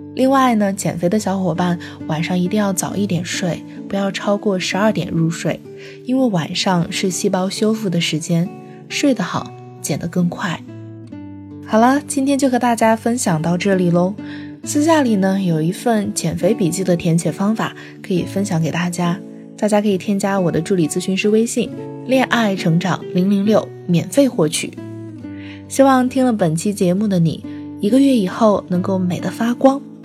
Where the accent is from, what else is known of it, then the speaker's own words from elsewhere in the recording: southern China, China; 我作为一个南方人，还是很喜欢米饭的